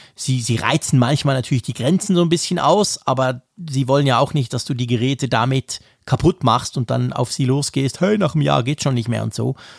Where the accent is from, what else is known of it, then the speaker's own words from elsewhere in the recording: Switzerland; Als Schweizer